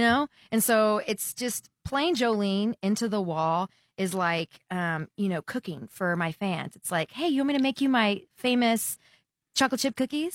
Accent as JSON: {"language": "English", "region": "Texas", "country": "United States", "tie": "born or raised there", "said": "growing up in the Texas market"}